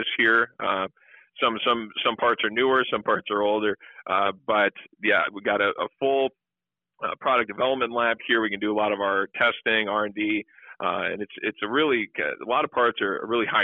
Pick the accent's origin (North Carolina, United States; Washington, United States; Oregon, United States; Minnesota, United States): Minnesota, United States; I am originally born and raised in Minnesota